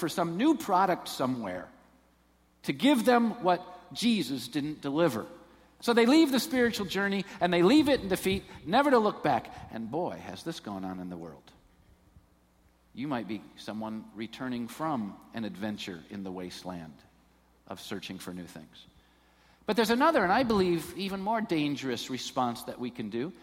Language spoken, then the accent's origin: English; Taylor, Michigan, United States; I was born in Taylor. I'm from down there